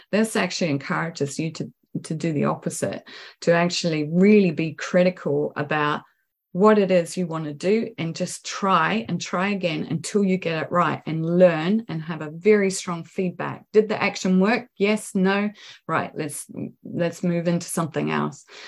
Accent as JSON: {"language": "English", "country": "New Zealand", "also_born_or_lived": "New York", "moved": "as an adult"}